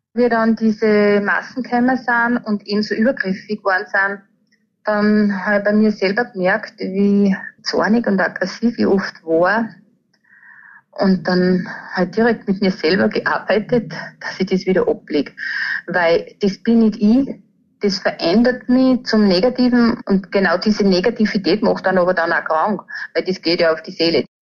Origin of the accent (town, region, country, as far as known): Hallstatt, Upper Austria, Austria; born or raised there